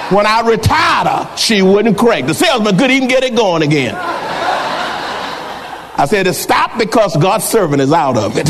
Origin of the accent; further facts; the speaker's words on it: San Antonio, Texas, United States; I said, San Antonio